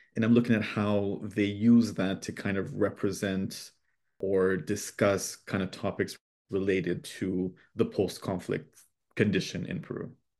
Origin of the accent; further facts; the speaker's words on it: Gatineau, Quebec, Canada; first language English and French; also born or lived in Ottawa; I grew up in Gatineau between, you know, Gatineau and Ottawa with family from Northern Ontario